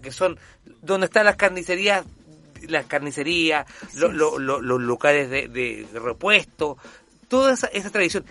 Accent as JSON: {"language": "Spanish", "town": "Viña del Mar", "region": "Valparaíso", "country": "Chile", "tie": "born or raised there", "said": "yo nací en Viña del Mar"}